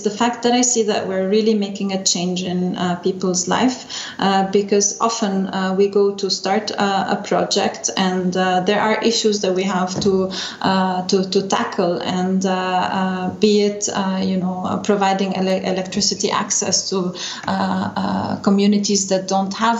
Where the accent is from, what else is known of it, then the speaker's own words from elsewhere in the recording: Lebanon; moved away as an adult; now in Vienna, Austria; I'm from Lebanon originally